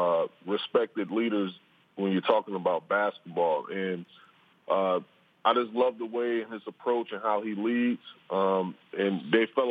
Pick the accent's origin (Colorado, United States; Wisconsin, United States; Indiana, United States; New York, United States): Wisconsin, United States; Racine; my hometown, Racine, Wisconsin